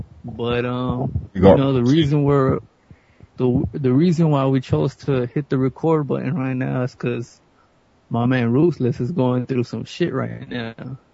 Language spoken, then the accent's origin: English; United States; I'm not from the UK, I'm from the States